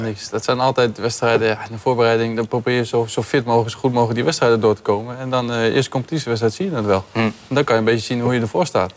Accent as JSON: {"language": "Dutch", "town": "Rotterdam", "region": "South Holland", "country": "Netherlands", "said": "als Rotterdammer"}